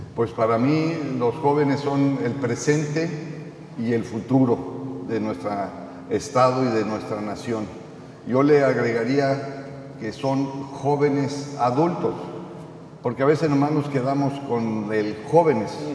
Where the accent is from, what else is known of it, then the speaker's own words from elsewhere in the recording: Tamaulipas, Mexico; los tamaulipecos y tamaulipecas que vivimos en este estado